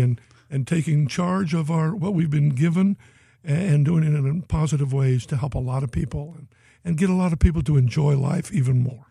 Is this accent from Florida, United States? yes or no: no; Boston, Massachusetts, United States; moved away; I was born in Boston